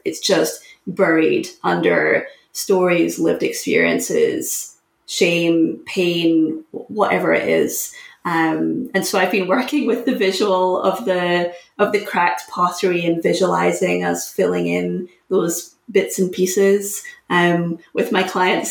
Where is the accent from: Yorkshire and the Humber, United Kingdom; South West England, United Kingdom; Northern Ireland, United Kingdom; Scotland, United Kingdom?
Scotland, United Kingdom; moved away as an adult; also born or lived in Syracuse, United States; I'm from Scotland, it's a small country, but I was competing for the national team